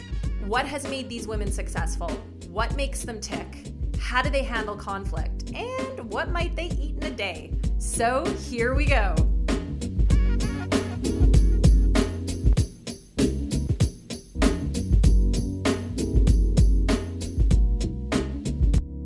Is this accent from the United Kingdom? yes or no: no; Wetaskiwin, Alberta, Canada; I grew up in Wetaskiwin